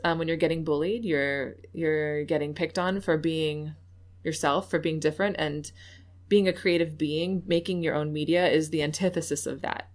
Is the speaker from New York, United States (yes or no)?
yes; New York City, New York, United States; now in Baltimore, United States; lived in a very white area in upstate New York, though I was from Manhattan